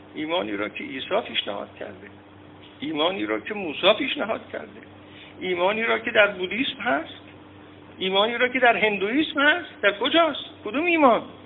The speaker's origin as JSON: {"language": "Persian", "country": "Iran", "said": "ما ایرانی ها در درجه اول یک سنت ایرانیت داریم"}